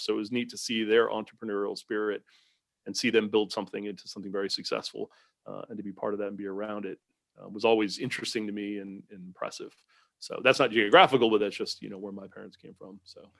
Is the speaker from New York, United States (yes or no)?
yes; Southampton, New York, United States; moved away as an adult; now in Southeastern United States; grew up on Long Island in a little town called Southampton out on the end of the, end of the island there